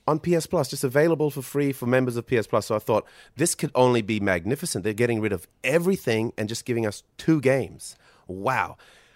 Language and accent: English; Solomon Islands; growing up in the Solomon Islands.